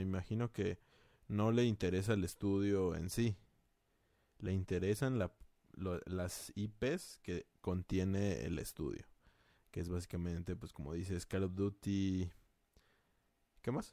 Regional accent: Mexico; somos mexicanos

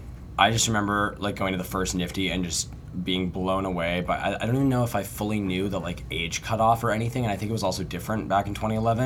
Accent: Seattle, Washington, United States; now in Los Angeles, United States; I'm from Seattle, Washington originally, although now I'm based out

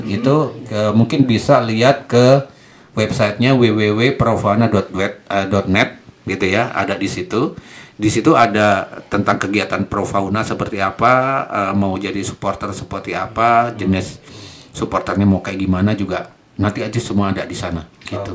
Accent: Java, Indonesia; saya orang Jawa

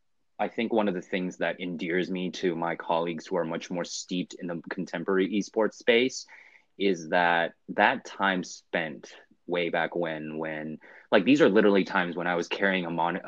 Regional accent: Vancouver, British Columbia, Canada; also born or lived in Hong Kong / Singapore / Germany; I grew up in Hong Kong. I was born in Hong Kong. And actually grew up in Vancouver, British Columbia in Canada with a stint in between there in Singapore and Germany.

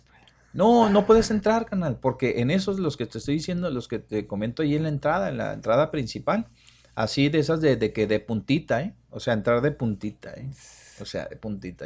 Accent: Ciudad Juárez, Chihuahua, Mexico; los que somos de Juárez

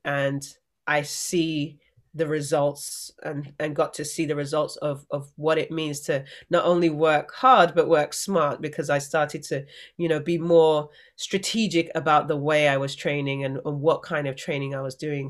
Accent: England, United Kingdom; growing up in England

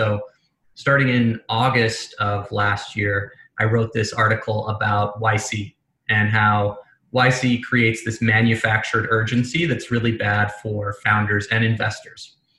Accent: England, United Kingdom; accent: American; moved away as an adult; now in United States; Despite my very American accent, I grew up in England, came to America when I was 18. My mother's American, so I always spoke an American accent at home.

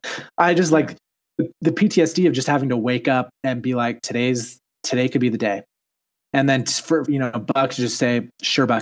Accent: Utah, United States; I'm from Utah, and Utah's English is probably the most vanilla English on planet Earth

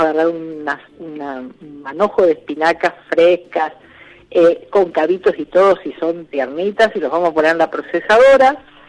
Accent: hometown in the Pampa Húmeda, northern La Pampa near Córdoba, Argentina; moved away; mi pueblo natal, que está en el medio de la pampa húmeda

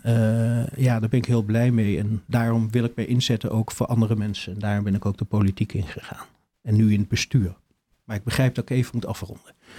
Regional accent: Achterveld, Utrecht, Netherlands; moved away as an adult; also born or lived in Dordrecht; ik ben eh, geboren in Achterveld, bij, tussen Barneveld en Amersfoort ligt dat

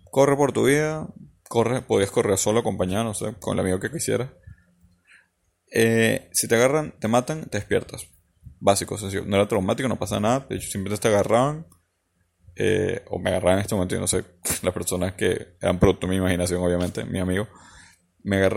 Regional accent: Falcón, Venezuela; Eh, yo viví cuando era pequeño en la playa, en Falcón, en Venezuela.

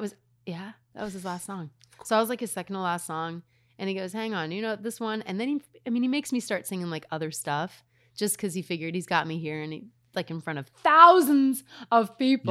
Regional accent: Reno, Nevada, United States; I'm from Reno

